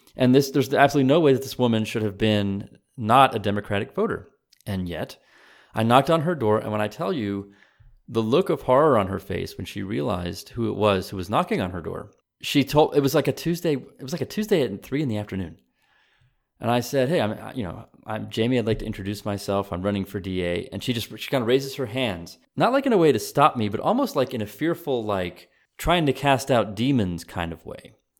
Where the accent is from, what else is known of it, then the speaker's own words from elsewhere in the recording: United States; also born or lived in Texas; I am as American as anyone else